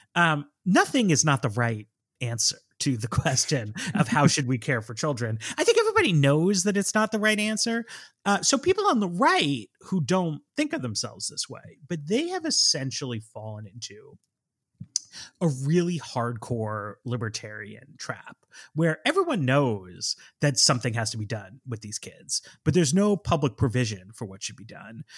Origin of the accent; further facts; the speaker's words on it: United States; I am an American